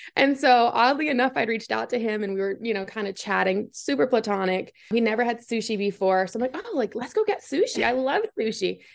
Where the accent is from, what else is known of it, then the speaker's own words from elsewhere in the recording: Massachusetts, United States; moved away as an adult; now in Clemson, United States; I'm born and raised in Massachusetts